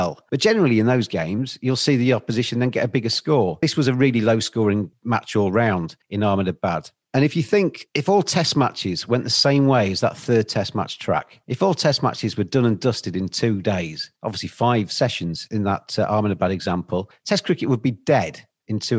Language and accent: English; England, United Kingdom; as an English person